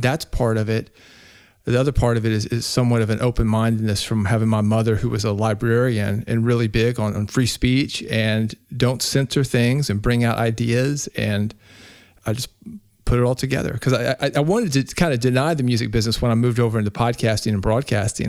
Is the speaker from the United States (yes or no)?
yes; Nashville, Tennessee, United States; I grew up in Nashville, Tennessee, Music City, U S